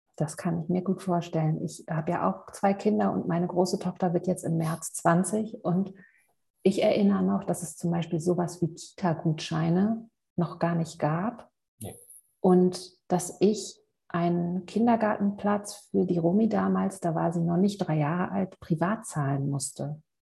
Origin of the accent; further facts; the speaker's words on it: Hamburg, Germany; moved away; aus Hamburg, meiner alten Heimat